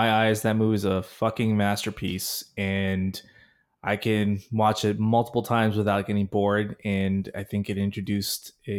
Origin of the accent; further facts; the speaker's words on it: Oakland, California, United States; my hometown of Oakland, California